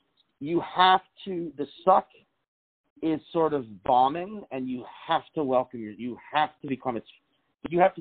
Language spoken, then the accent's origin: English; New Orleans, Louisiana, United States; growing up in New Orleans